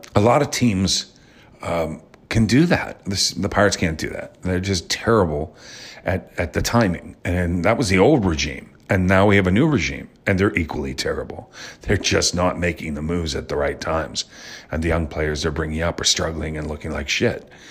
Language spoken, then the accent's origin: English; Pittsburgh, Pennsylvania, United States; also born or lived in Wisconsin; I grew up in Pittsburgh